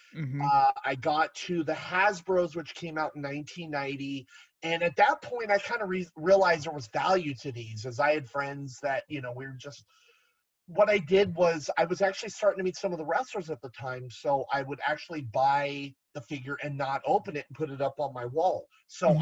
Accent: Garden Grove, California, United States; I was born and raised in Garden Grove, the next city over from Anaheim

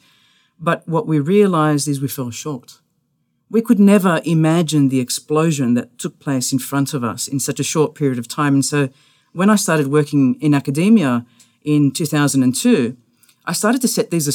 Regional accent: Australia; moved away; I'm an Australian

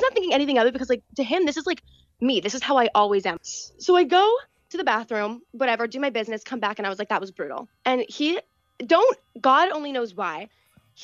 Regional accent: Pittsburgh, Pennsylvania, United States; I'm from Pittsburgh, Pennsylvania.

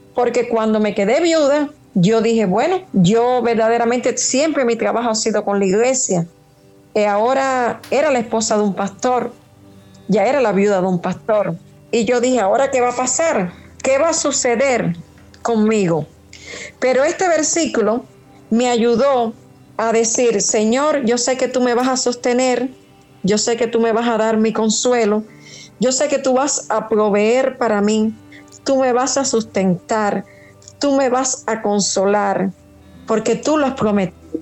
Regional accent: Trinidad, Sancti Spíritus, Cuba; now in Havana, Cuba; Soy de Trinidad, pero estoy viviendo aquí en La Habana

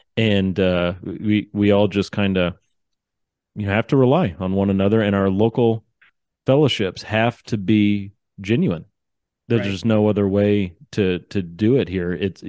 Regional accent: Central Missouri, United States; now in Utah, United States; I'm from Central Missouri and became a believer at the age of 16.

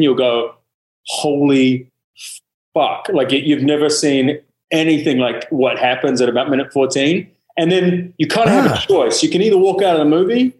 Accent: New Zealand; I'm a Kiwi

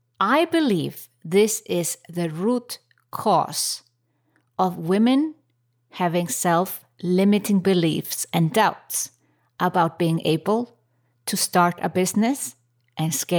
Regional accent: Reykjavik, Capital Region, Iceland; my home country, Reykjavik, Iceland

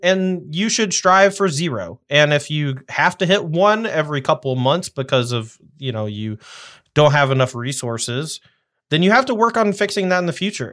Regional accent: the South, United States; I'm from the South

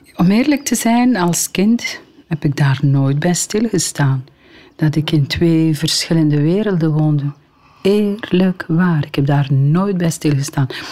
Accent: DR Congo; moved away; Mijn vader woonde dan in die riante villa waar ik geboren ben. En dat lag op een hoogte. En van in de hoogte van zijn villa zag hij beneden op het Kivumeer

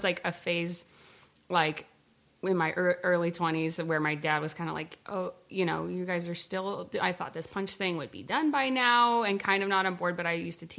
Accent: Walnut Creek, California, United States; also born or lived in San Francisco; now in Oakland, United States; No, I was born in SF. We grew up in Walnut Creek, which is like a suburb outside

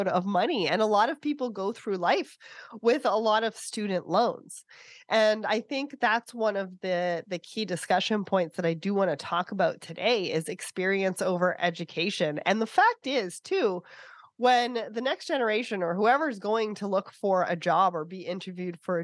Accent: Canada; I'm Canadian

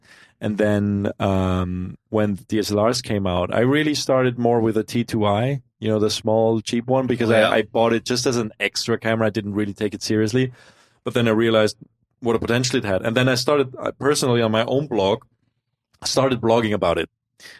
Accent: Innsbruck, Tyrol, Austria; I'm from Innsbruck, you know, the west.

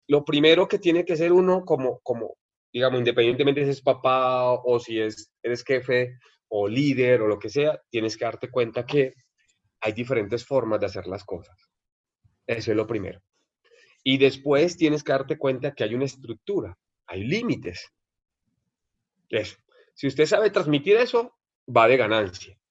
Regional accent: Barranquilla, Atlántico, Colombia; moved away as an adult; now in Mexico; de Barranquilla.

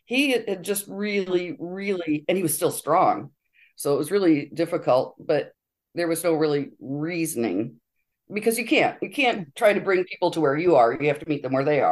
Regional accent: Honor, Michigan, United States; moved away as an adult; also born or lived in Europe; now in Benzonia, United States; I grew up in Honor, Michigan, just down the road, population 300

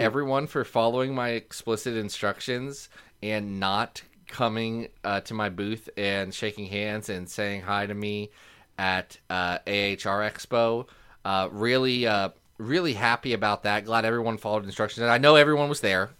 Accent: Ohio, United States; I'm just from Ohio

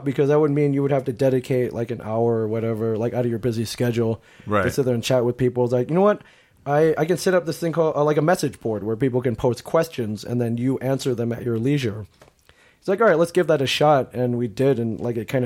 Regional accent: Michigan, United States; moved away as an adult; also born or lived in Maryland / New Jersey; I grew up in Michigan, went to school at the University of Michigan

